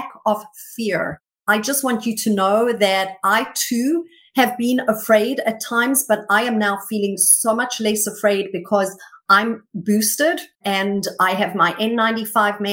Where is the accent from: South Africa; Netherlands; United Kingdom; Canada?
South Africa; moved away as an adult; now in United States; I was born and raised until I was in my early 20s in South Africa.